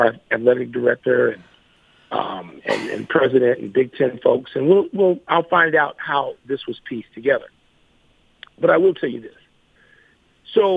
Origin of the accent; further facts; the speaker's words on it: Chicago, Illinois, United States; Chicago, I went to an Irish Catholic high school.